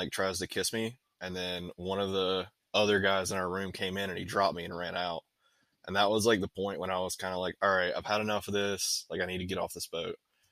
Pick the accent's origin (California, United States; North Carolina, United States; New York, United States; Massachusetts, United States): North Carolina, United States; moved away as an adult; I'm from a town of 240 people back in North Carolina